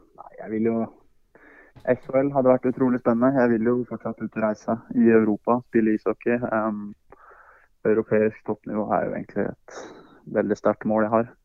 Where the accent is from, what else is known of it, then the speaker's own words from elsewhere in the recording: Hamar, Innlandet, Norway; moved away; also born or lived in United States; Det er jo der jeg er ifra